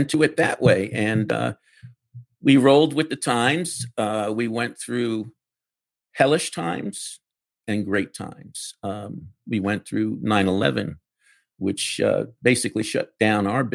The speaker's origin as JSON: {"language": "English", "town": "New York City", "region": "New York", "country": "United States", "tie": "born or raised there", "said": "I grew up in the Bronx."}